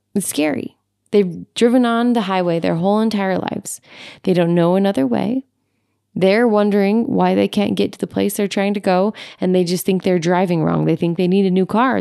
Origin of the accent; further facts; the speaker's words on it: Utah, United States; my home state of Utah